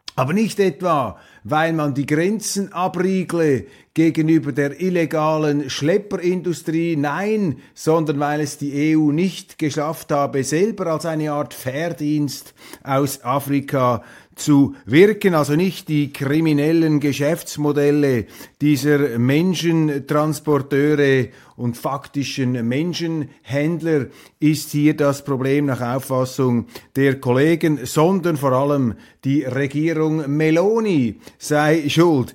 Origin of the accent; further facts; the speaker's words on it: Switzerland; als Schweizer